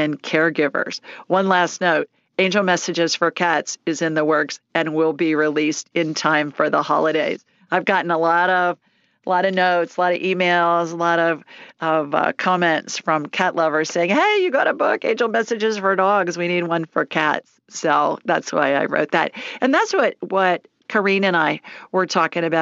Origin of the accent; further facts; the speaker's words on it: Columbus, Ohio, United States; I grew up in Columbus